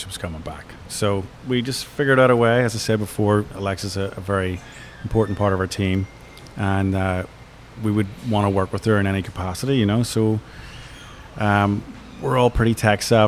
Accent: Ireland; moved away; also born or lived in New York; We're all from Ireland, but ultimately lived in New York for 20 years

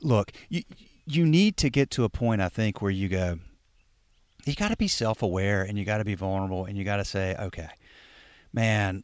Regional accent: the South, United States; I'm from the South as a white male

